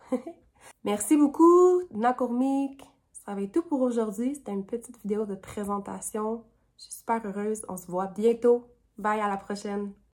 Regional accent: Sept-Îles, Quebec, Canada; also born or lived in Iqaluit, Nunavut; now in Ottawa, Canada; je suis Inuk de Iqaluit, Nunavut, et j'ai aussi grandi avec mon papa à cette île au Québec

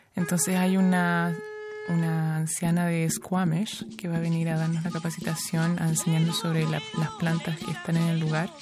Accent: Viña del Mar, Valparaíso, Chile; now in Montreal, Canada; nací en Viña del Mar, después nos vinimos a Montreal

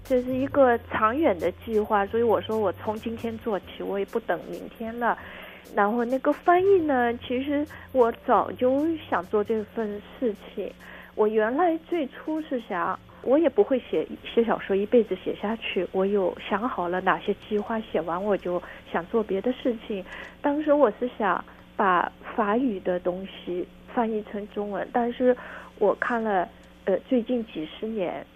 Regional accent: Shanghai, China; 我出生在上海

